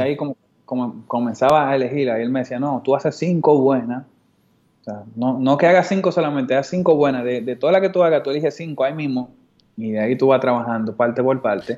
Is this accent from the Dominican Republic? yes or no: yes; Dominican Republic; un dominicano montaba skate y se veía como yo